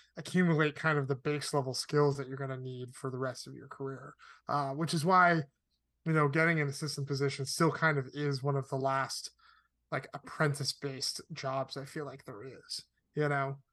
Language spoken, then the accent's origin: English; Connecticut, United States; moved away as an adult; also born or lived in Arizona; now in Los Angeles, United States; I grew up in Connecticut.